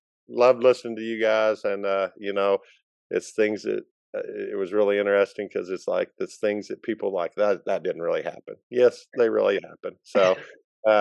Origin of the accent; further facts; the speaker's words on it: Lincoln, Arkansas, United States; I've lived here all my life